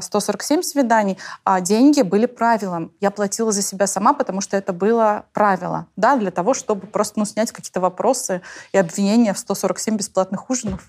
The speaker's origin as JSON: {"language": "Russian", "region": "Tatarstan", "country": "Russia", "said": "я же из Татарстана"}